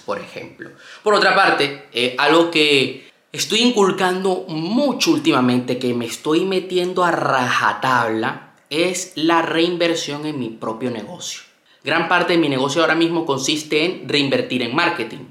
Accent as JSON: {"language": "Spanish", "country": "Venezuela", "tie": "born or raised there", "also_born_or_lived": "Panama", "moved": "yes", "said": "yo soy de Venezuela, nací en Venezuela y vivía en Panamá durante mucho tiempo"}